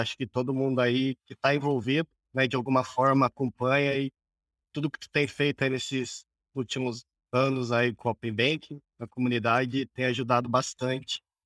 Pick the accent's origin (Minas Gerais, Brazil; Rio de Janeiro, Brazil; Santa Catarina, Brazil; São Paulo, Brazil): São Paulo, Brazil; Duartina; now in Bauru, Brazil; sou nascido e crescido numa metrópole aqui do interior de São Paulo chamada Duartina